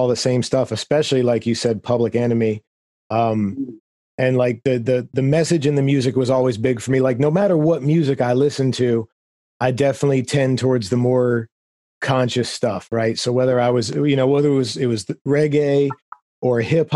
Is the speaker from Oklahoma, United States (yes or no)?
no; Florida, United States; moved away; growing up in Florida